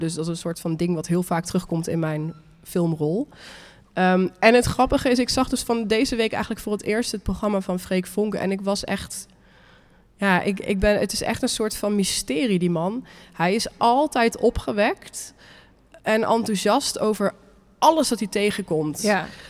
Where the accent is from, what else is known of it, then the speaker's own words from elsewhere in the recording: Nijmegen, Gelderland, Netherlands; in Nijmegen, waar ik vandaan kom